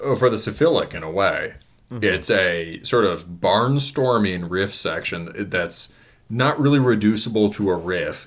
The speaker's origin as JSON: {"language": "English", "region": "Midwest", "country": "United States", "said": "I'm I'm from the Midwest"}